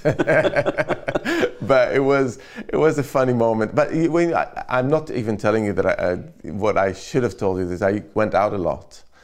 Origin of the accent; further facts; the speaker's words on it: Jerusalem, Jerusalem District, Israel; now in London, United Kingdom; I grew up in Jerusalem